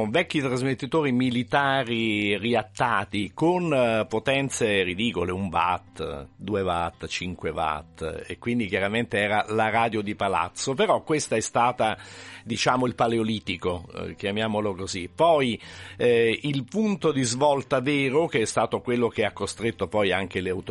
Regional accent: Naples, Campania, Italy; io sono napoletano di famiglia napoletana e Napoli vuol dire musica a tutti gli effetti e da sempre, da centinaia di anni.

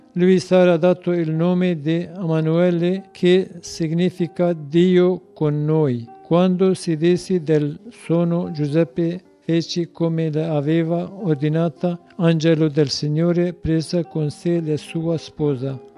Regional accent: citizen of Turkey, Kurdistan, Turkey; Italian is a second language; moved away as an adult; now in Italy; io sono curdo cittadino di Turchia

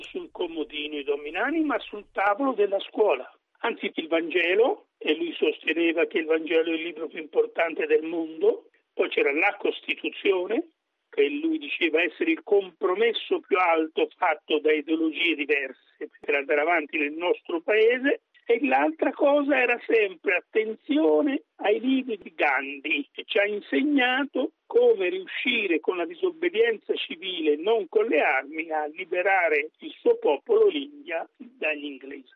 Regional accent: Barbiana, Tuscany, Italy; Io sono nato a Barbiana

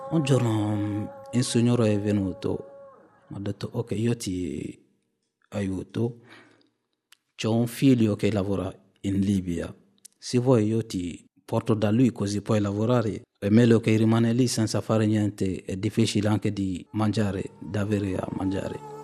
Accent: Mali; moved away as an adult; now in Italy; vengo dal Mali

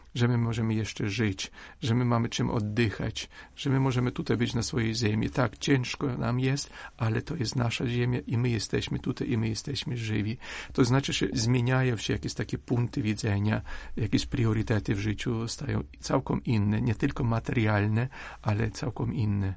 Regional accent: Ukraine

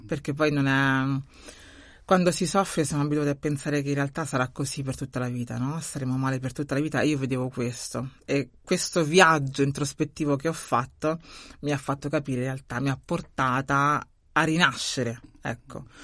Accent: Rome, Lazio, Italy; now in Bari, Italy; Sono nata a Roma, quindi nata a Roma, cresciuta a Roma e poi sono migrata

